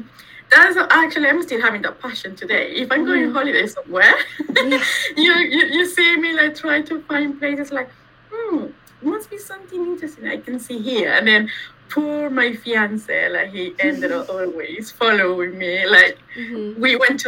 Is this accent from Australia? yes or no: no; Venezuela; moved away as an adult; now in London, United Kingdom; I was born in Venezuela, in South America. Mm-hmm. I grew up there